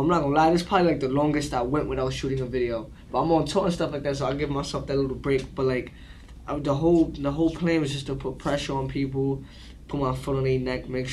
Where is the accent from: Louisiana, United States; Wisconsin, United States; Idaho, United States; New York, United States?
New York, United States; New York City; I grew up in Brooklyn, Crown Heights, Franklin Ave to be specific